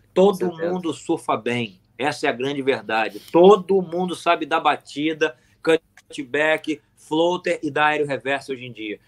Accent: Brazil; nós, como brasileiros

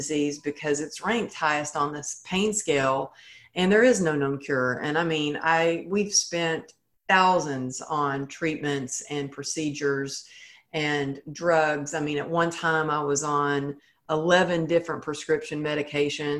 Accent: Texas, United States; I grew up in Texas where it was like, you know, I was taught cowgirl up

